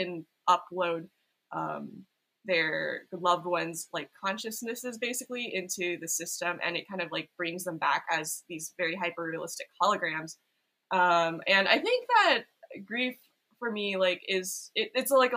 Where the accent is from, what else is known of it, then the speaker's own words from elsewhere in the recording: Silicon Valley, California, United States; moved away as an adult; now in Los Angeles, United States; I grew up in Silicon Valley